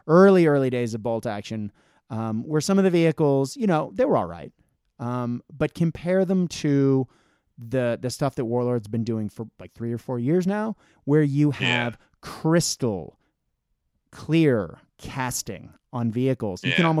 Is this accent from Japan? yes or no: yes; Japan; I grew up in Japan and traveling throughout Asia.